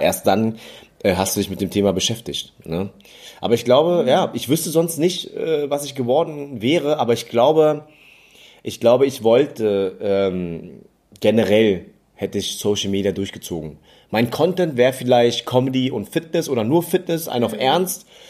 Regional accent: Germany; also born or lived in Berlin; als Deutsche

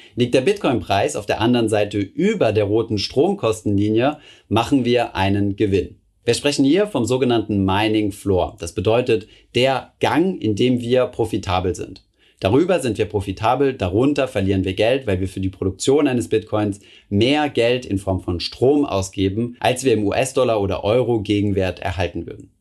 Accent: Germany; bei uns in Deutschland

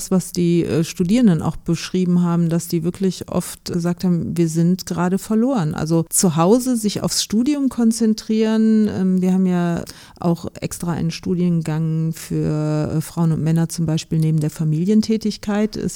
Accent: Rhineland, Germany; ich bin auch Österreicherin, aber im Rheinland aufgewachsen und sozialisiert, das bringt mich zurück zu meinen Wurzeln

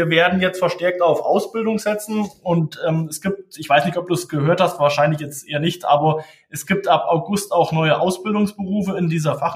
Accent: Tann, Hesse, Germany; ich bin natürlich aus der Rhön, ich komme aus der Rhön, ich bin äh, hier aufgewachsen in der Nähe von Tann.

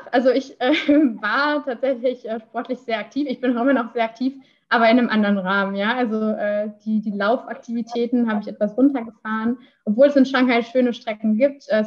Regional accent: Iserlohn, North Rhine-Westphalia, Germany; jetzt komme ich aus der Region, äh, die nah, nah an der Fernuni Hagen liegt, ähm, quasi die Nachbarstadt Iserlohn.

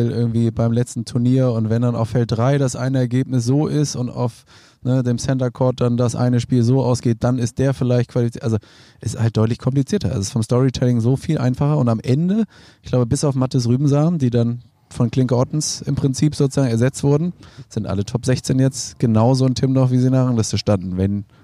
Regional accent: Kiel, Schleswig-Holstein, Germany; born there; Gebürtiger Kieler

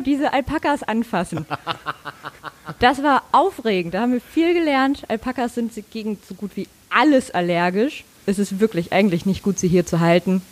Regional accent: Mecklenburg-Vorpommern, Germany; moved away as an adult; now in Hamburg, Germany; Ich komme aus Mecklenburg-Vorpommern

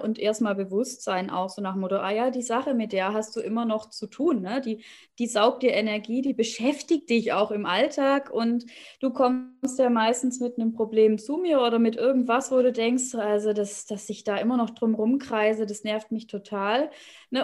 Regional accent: Swabia, Baden-Württemberg, Germany; moved away as an adult; now in Hannover, Germany; ursprünglich aus dem Schwabenland, da bin ich groß geworden

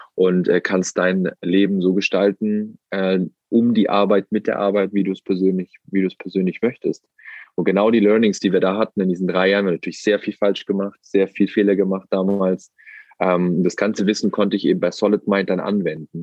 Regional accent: Wangen im Allgäu, Baden-Württemberg, Germany; sitze hier im schönen Wangen im Allgäu in der Nähe vom Bodensee, wo ich aufgewachsen bin, wo ich wieder lebe und wohne.

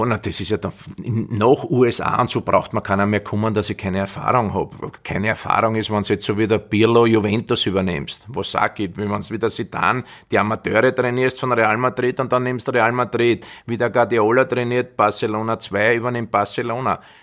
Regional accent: Austria; ich bin jetzt ein Österreicher, bin kein Brasilianer

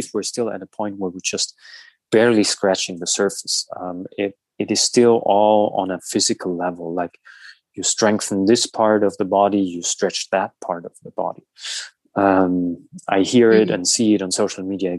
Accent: Southern Germany, Germany; moved away as an adult; also born or lived in Berlin / United States; from my hometown in the south of Germany

